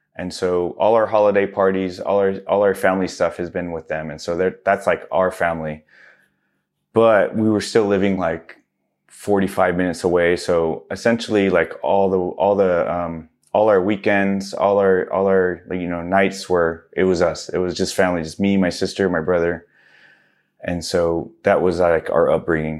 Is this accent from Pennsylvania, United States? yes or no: no; Southern California, United States; also born or lived in Livingston, New Jersey / New York City / Houston, Texas; moved to Houston, Texas for a few more years after that, and then we moved to California, which I was pretty much been out here my whole life. Um, came out here in first grade